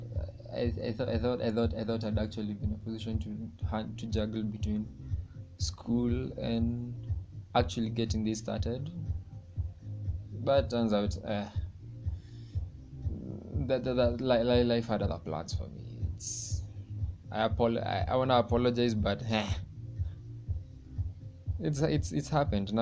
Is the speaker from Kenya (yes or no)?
yes; Kenya; I'm from Kenya